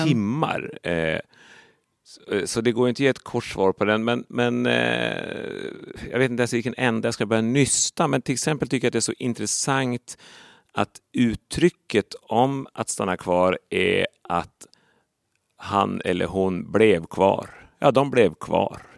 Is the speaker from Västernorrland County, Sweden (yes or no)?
yes; Sollefteå, Västernorrland County, Sweden; accent: Norrland; moved away; i Sollefteå till exempel, där jag ju är mm. född och uppväxt